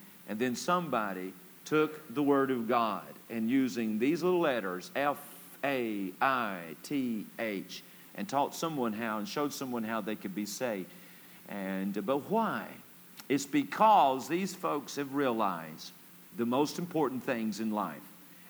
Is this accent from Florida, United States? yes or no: yes; Palm Beach, Florida, United States; I'm from Palm Beach, Florida. I don't know how to count.